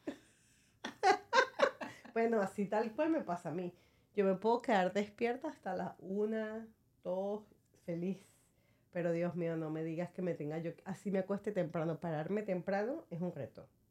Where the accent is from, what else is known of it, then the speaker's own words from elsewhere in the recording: Venezuela; now in United States; Soy venezolana